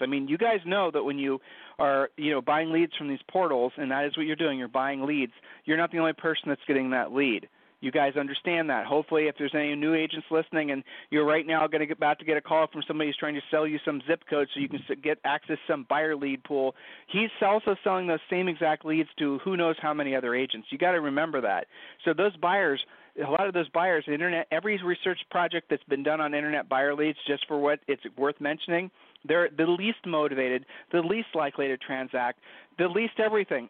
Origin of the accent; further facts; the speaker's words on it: Ohio, United States; we're from Ohio